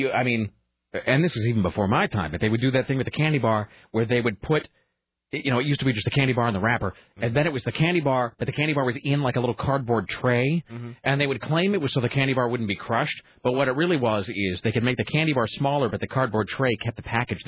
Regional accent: Kennewick, Washington, United States; moved away as an adult; also born or lived in Spokane, Washington; now in Portland, United States; I'm from Kennewick

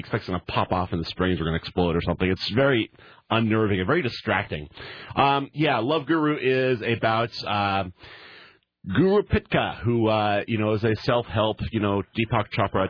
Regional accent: Hillsboro, Oregon, United States; now in St. Helens, United States; I live in St. Helens. I grew up in Hillsboro.

